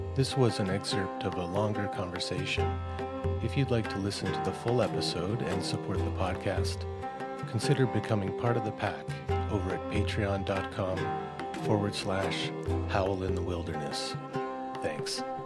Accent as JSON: {"language": "English", "country": "Canada", "tie": "born or raised there", "said": "I grew up in Canada with the CBC"}